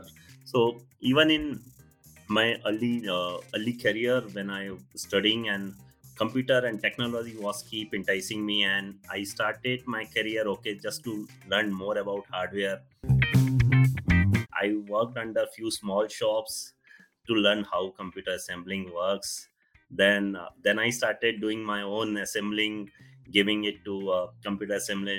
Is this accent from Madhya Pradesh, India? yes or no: yes; Gwalior, Madhya Pradesh, India; my hometown, Gwalior